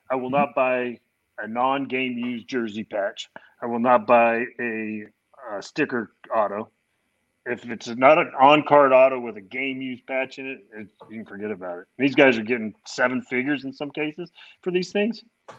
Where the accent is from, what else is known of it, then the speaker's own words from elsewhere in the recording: California, United States; moved away; also born or lived in New York / Florida / Kansas City; I'm actually from California originally. I lived in New York a little while. I lived in Florida, Kansas City.